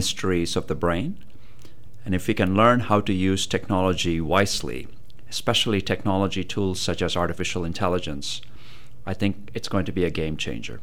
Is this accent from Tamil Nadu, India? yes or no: yes; Chennai, Tamil Nadu, India; moved away as an adult; now in United States; I grew up in South India